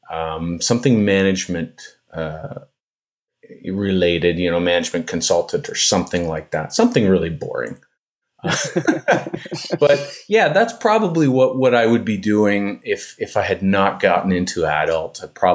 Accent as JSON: {"language": "English", "region": "Ontario", "country": "Canada", "moved": "yes", "lives_now": "Montreal, Canada", "said": "It's an area that I arrived to. I'm from Ontario originally, but I got here in the 80s. I just fell in love with this area, and I speak French."}